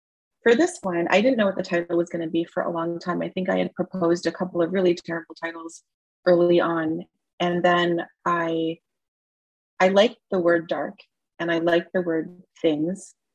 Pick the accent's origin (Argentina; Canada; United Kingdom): Canada; Toronto, Ontario; moved away as an adult; also born or lived in Seattle; I grew up in Toronto, born and raised, and I'm in a suburb of Toronto right now